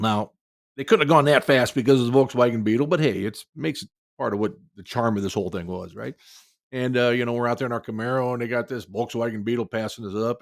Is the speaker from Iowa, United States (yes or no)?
yes; Cedar Rapids, Iowa, United States; my hometown of Cedar Rapids, Iowa